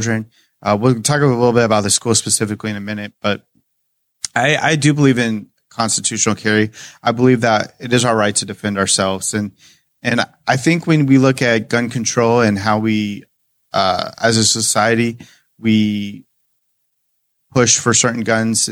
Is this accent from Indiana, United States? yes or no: yes; Greenwood, Indiana, United States; also born or lived in Elkhart County, Indiana; my hometown of Greenwood